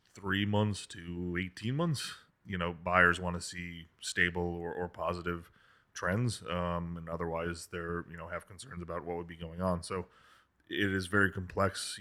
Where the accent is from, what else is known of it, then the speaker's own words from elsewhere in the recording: Kansas, United States; moved away; I grew up in Kansas